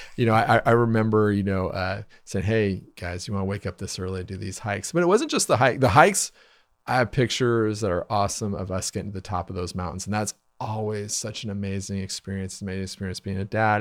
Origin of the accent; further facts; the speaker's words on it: Wichita, Kansas, United States; I grew up in Wichita